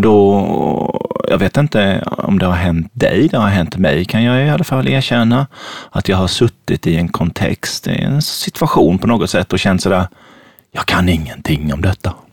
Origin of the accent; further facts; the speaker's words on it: Sweden; Född och uppvuxen i Sverige